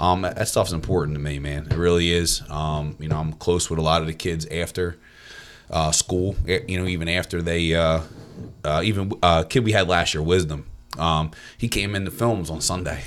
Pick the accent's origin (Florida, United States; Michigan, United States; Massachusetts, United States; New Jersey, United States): New Jersey, United States; Cedarbrook; now in Hamilton, United States; I'm not from Hamilton. Um, I'm actually from, um, a little town in Winslow called Cedarbrook.